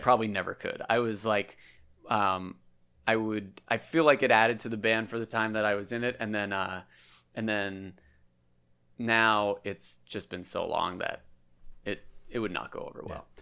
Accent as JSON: {"language": "English", "town": "Andover", "region": "Massachusetts", "country": "United States", "tie": "born or raised there", "said": "We grew up in Andover together"}